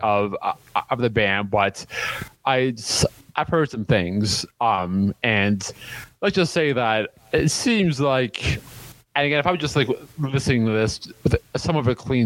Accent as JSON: {"language": "English", "area": "right across from Detroit", "region": "Ontario", "country": "Canada", "tie": "born or raised there", "said": "my hometown, like right across from Detroit"}